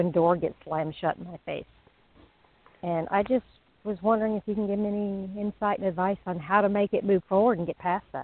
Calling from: Florida, United States; I'm in Flor- I'm in Florida.

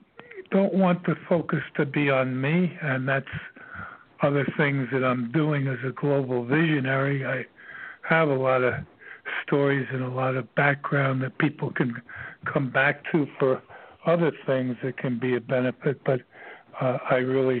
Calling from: Virginia, United States; I'm calling from Virginia

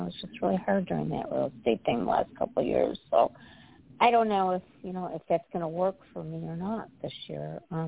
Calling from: Illinois, United States; And I'm calling from the Midwest, from Illinois.

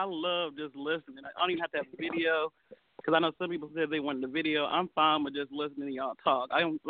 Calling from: Nashville, Tennessee, United States; I'm calling from Nashville.

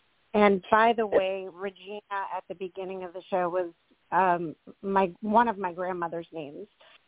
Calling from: Ohio, United States; … from Ohio.

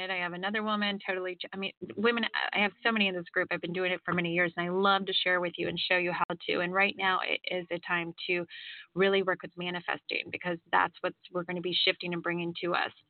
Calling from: Campbellsville, Kentucky, United States; I'm calling from Kentucky.

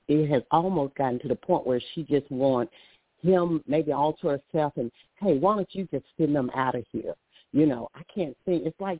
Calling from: Alabama, United States; I'm from Alabama.

